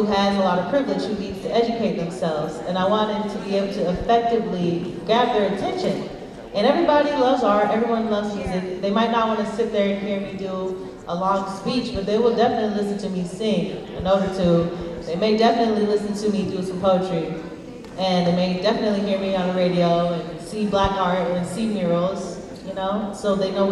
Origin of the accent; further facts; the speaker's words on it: Humboldt County, California, United States; I was born and raised here in Humboldt County